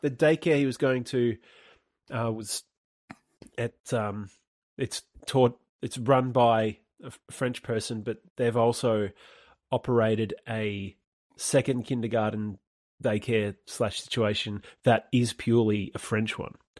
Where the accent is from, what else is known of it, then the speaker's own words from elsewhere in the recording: Australia; accent: Australian; my Australian accent